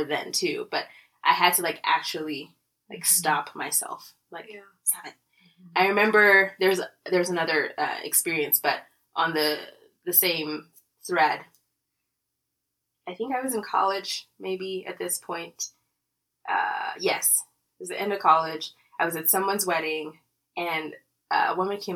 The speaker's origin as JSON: {"language": "English", "region": "Lagos", "country": "Nigeria", "tie": "born or raised there", "moved": "as an adult", "lives_now": "Colorado, United States", "said": "I grew up in Nigeria, in Lagos, Nigeria"}